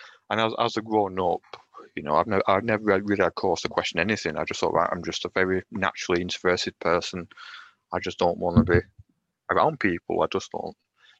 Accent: Lancashire, North West England, United Kingdom; accent: Lancashire; I am in Lancashire. Can you tell by my accent?

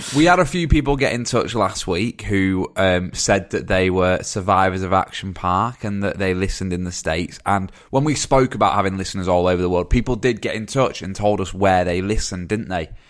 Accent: Dorset, South West England, United Kingdom; I'm from Dorset

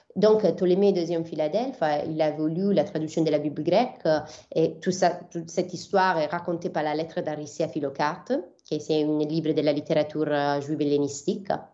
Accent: Bari, Apulia, Italy; French is a second language; moved away as an adult; also born or lived in Milan / Jerusalem; je suis partie d'Abari, qui c'est ma ville d'origine. Donc, euh, je viens de l'Épouille, du sud de l'Italie

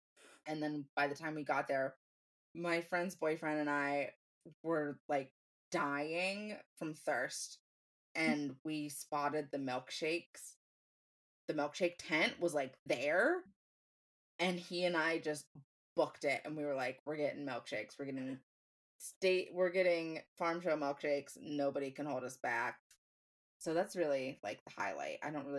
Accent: Franklin County, Pennsylvania, United States; Franklin County Fair is the fair in my hometown, my home county.

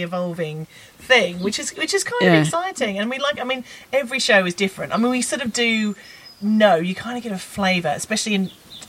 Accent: Australia; moved away; when I was growing up in Australia

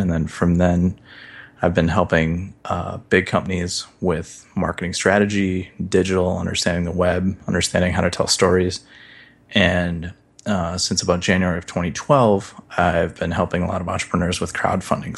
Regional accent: Midwest, United States; I grew up in the Midwest.

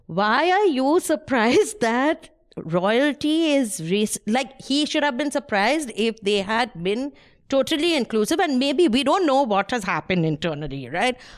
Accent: India; I'm Indian

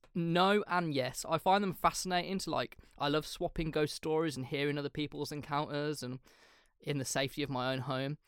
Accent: England, United Kingdom; we're English

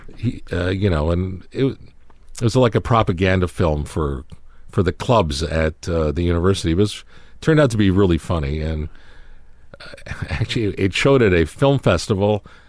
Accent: Toronto, Ontario, Canada; moved away; we were all growing up in Canada, in Toronto

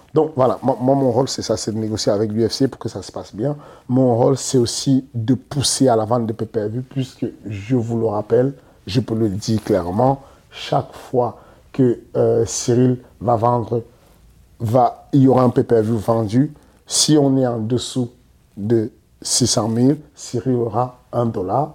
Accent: Cameroon; nous, les Camerounais

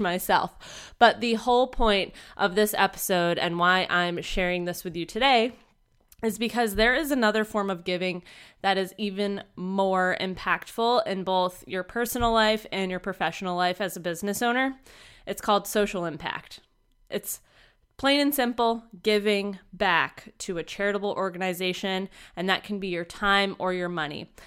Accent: Vermont, United States; moved away; back up in my hometown of Vermont

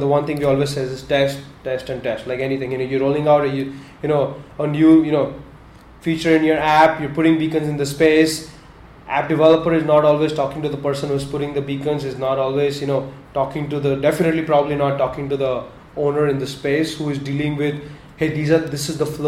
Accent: Mumbai, Maharashtra, India; Growing up in Mumbai

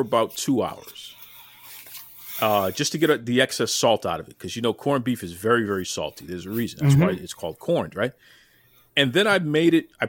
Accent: Boston, Massachusetts, United States; I'm in Boston. I'm born and raised in Boston

